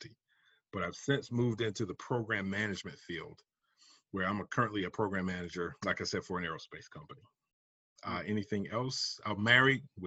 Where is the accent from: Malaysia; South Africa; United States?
United States; South Carolina; moved away as an adult; also born or lived in Georgia / Texas; now in Raleigh-Durham, United States; I'm originally from South Carolina.